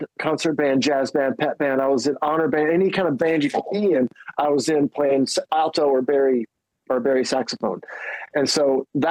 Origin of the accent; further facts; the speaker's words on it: Decatur, Alabama, United States; moved away; also born or lived in Nebraska; growing up in Alabama, and I started playing guitar. I moved there from Nebraska